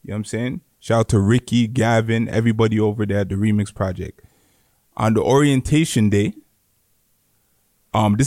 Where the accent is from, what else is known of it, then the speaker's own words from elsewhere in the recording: Mississauga, Ontario, Canada; I'm from Malton. We're in the middle of everything. We're in the middle of Brampton, Saga, Toronto